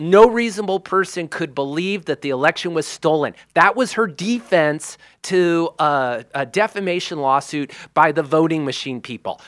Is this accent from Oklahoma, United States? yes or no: no; Makaha, Hawaii, United States; we grew up in Makaha in Onawahu, which is a hardcore surfing beach.